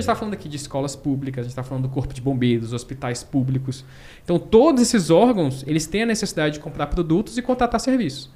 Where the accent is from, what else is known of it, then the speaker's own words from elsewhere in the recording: Brasília, Federal District, Brazil; also born or lived in Manaus; sou de Manaus, né? a gente foi para Brasília quando eu tinha lá meus, meus sete anos